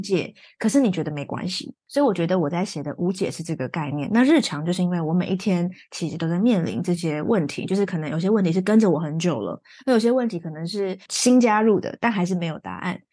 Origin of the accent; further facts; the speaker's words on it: Taichung, Taiwan; now in Taipei, Taiwan; 我是台中人嘛，所以我回台中我就发现，诶，这个东西真的没有那么严格